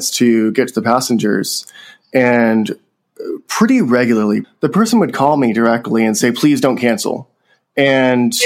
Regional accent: Central Valley, California, United States; my hometown, which is in Central Valley, California

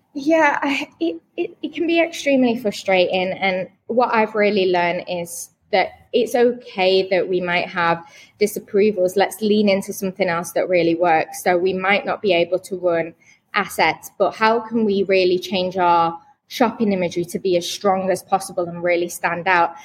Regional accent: Manchester, North West England, United Kingdom; now in Birmingham, United Kingdom; I'm actually from Manchester originally, between Manchester and Liverpool

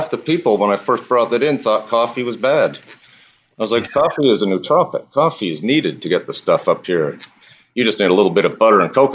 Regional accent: Canada; moved away; I came from Canada just as they legalized marijuana.

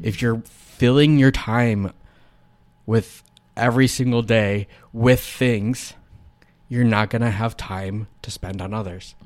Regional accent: United States

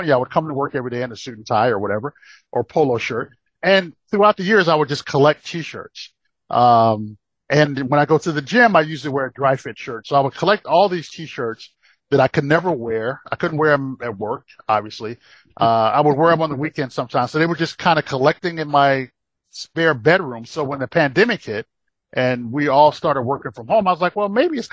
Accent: Rocky Mount, North Carolina, United States; also born or lived in Brooklyn, New York; now in Atlanta, United States; growing up in Brooklyn and growing up in, growing up in giant Brooklyn, New York, and then moving to tiny Rocky Mountain, North Carolina.

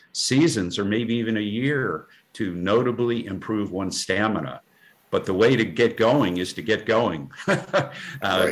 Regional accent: the coast of New Jersey, United States; moved away as an adult; also born or lived in Vermont; and I was bred in New Jersey, uh, the coast of New Jersey

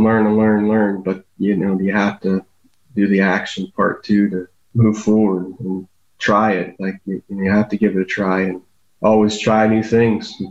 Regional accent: Canton, Ohio, United States; I was born and raised here in Canton, Ohio. Lived here all my life

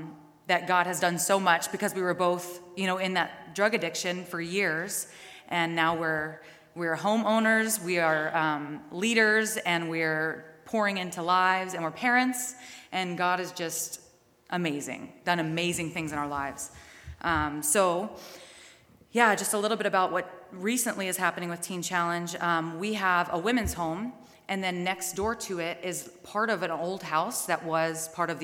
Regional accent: Mississippi, United States; moved away as an adult; also born or lived in Pensacola, Florida / Georgia / Thunder Bay; now in Brandon, Canada; I went through Teen Challenge in Florida, Pensacola. I'm from Mississippi

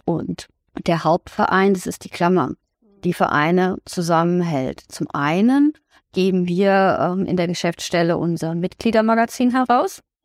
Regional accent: Koblenz, Rhineland-Palatinate, Germany; moved away as an adult; now in Eifel, Germany; Ich komme eigentlich aus Koblenz, also aus dem Taunus, vor der Taunus, bin aber seit 2007 in der Eifel

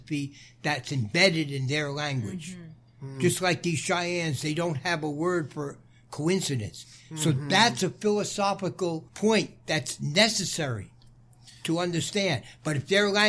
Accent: United States; I'm American

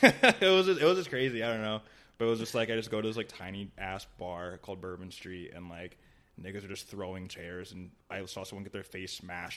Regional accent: Columbus, Ohio, United States; also born or lived in Rochester, New York; I was born in Rochester, New York, and grew up in Columbus, Ohio.

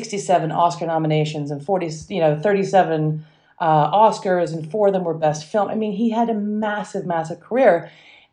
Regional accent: England, United Kingdom; accent: mixed mid-Atlantic; And I actually grew up in England, despite my mixed mid-Atlantic accent. I grew up in England and went to American school.

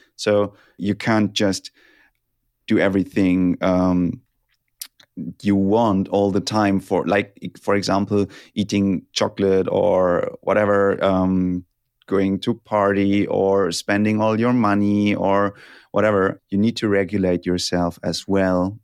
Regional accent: Germany; English is a second language; I'm from Germany

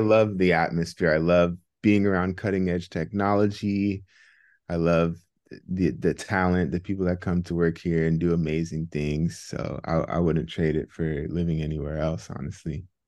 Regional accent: Bay Area, California, United States; also born or lived in Philadelphia, United States; Yeah, so I was born and raised in the Bay Area. Bay Area native.

